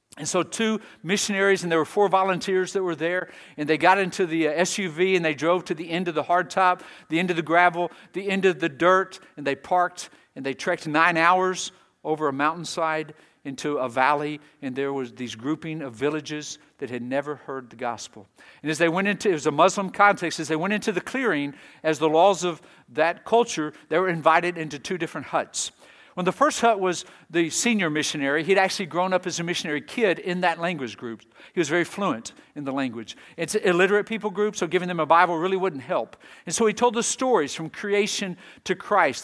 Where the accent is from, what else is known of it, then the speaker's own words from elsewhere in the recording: Texas, United States; moved away; I was raised in Texas.